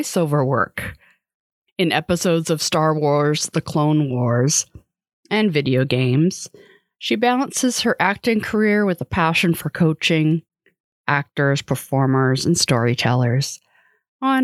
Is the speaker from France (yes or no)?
no; Canada; I'm Canadian